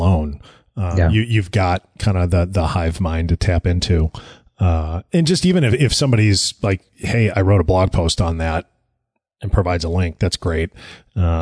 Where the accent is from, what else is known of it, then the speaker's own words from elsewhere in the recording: United States; we're Americans. We're very American centric